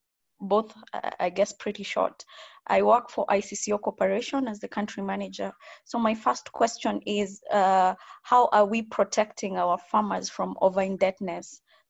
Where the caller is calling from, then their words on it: Nairobi, Kenya; I'm calling from Nairobi, Kenya.